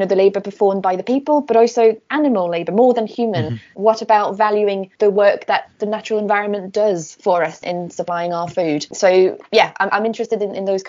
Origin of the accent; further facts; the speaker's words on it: Burgundy, Bourgogne-Franche-Comté, France; now in Nottingham, United Kingdom; I grew up in France in Burgundy, which is a region where food is a huge part of the tradition